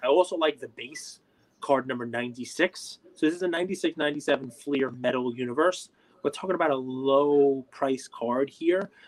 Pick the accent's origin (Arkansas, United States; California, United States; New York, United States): New York, United States; I'm a New Yorker.